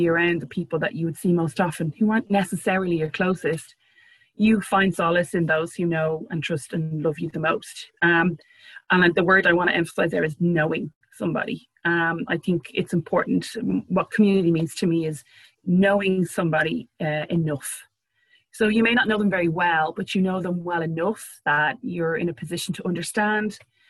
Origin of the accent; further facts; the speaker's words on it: Ireland; being Irish and having a very dry, sarcastic sense of humor